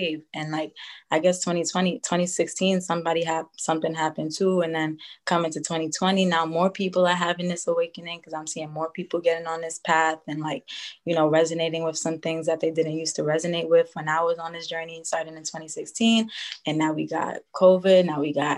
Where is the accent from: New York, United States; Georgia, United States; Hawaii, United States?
New York, United States; I'm 24 years old. I'm from New York.